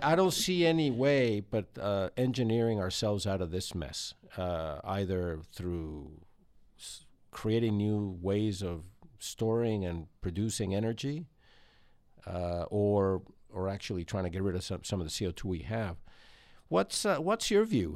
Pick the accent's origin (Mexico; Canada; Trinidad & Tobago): Mexico; Mexico City; moved away; I was growing up in Mexico City, which is seven thousand feet elevation